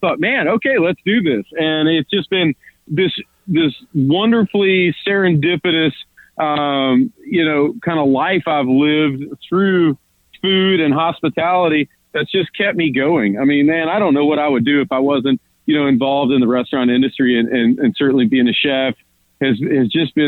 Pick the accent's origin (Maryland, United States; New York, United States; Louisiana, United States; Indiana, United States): Louisiana, United States; But, you know, where we're from, it's more agrarian. So we're really in hunter and sportsman's paradise is where our area of Louisiana is call